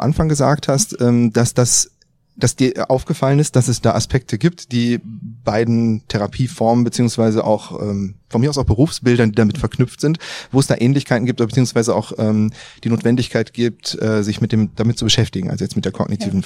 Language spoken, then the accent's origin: German; Düsseldorf, North Rhine-Westphalia, Germany; sind jetzt hier in Düsseldorf. Ja, hier komme ich her